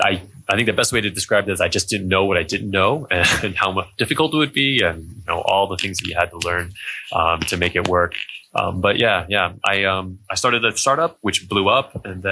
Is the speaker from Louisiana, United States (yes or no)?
no; near the DC area, District of Columbia, United States; moved away as an adult; also born or lived in Europe; now in China; I'm an American. I grew up near the DC area